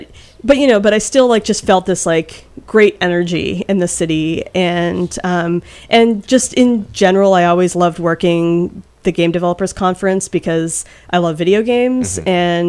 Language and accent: English; Salem, Massachusetts, United States; I'm from Salem, Massachusetts.